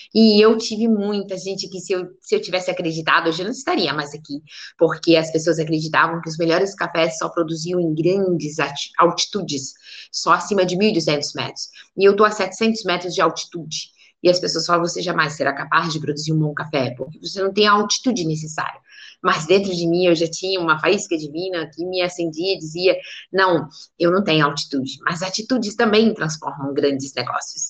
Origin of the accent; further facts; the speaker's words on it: Areado, Minas Gerais, Brazil; aqui onde eu nasci, aqui em Areado